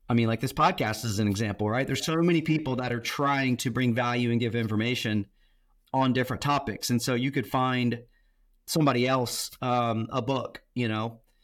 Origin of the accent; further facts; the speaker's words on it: Tampa, Florida, United States; I grew up in Tampa, Florida